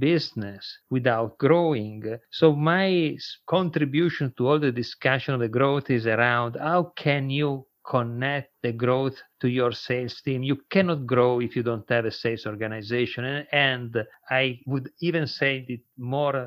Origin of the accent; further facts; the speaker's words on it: Italy; accent: not American; English is a second language; moved away as an adult; now in United States; my accent is a little bit not American, I'm Italian. I came to the United States 20 years ago.